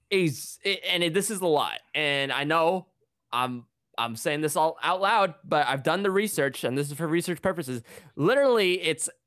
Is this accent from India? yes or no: yes; India; because you know I'm an Indian boy, I gotta watch my IPL.